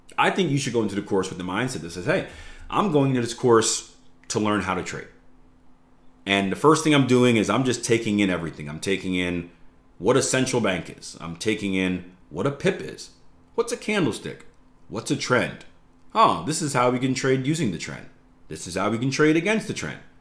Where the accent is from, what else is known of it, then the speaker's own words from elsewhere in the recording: United States; I'm from America